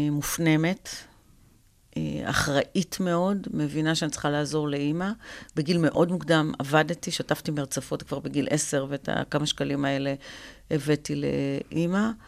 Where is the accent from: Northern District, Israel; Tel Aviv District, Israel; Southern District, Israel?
Northern District, Israel; Afula; also born or lived in Ramla; אה, ברמלה, ועברתי בתום כיתה א' לעפולה.